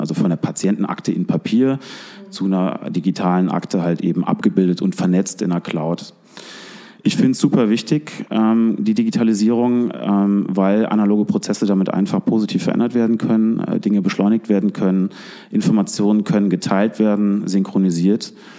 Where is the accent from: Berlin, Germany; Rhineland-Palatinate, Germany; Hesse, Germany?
Rhineland-Palatinate, Germany; Koblenz; also born or lived in Hong Kong; bin hier geboren, groß geworden am Rhein